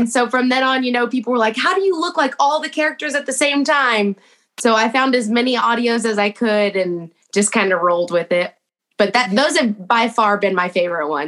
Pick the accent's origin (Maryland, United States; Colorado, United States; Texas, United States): Texas, United States; It's like, man, I'm from Texas and I can't root against those Cowboys.